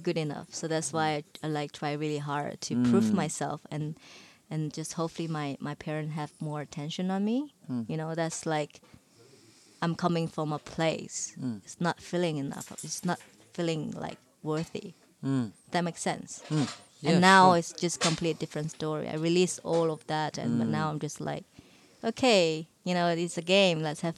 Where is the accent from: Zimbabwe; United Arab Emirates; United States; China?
China; moved away as an adult; the life that I have in China before, it's just like another lifetime, man.